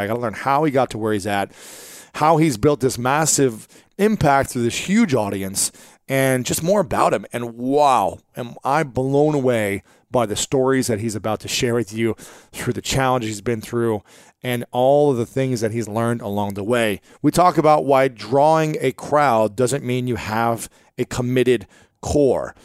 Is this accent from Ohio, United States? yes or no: yes; Ohio, United States; I'm from Ohio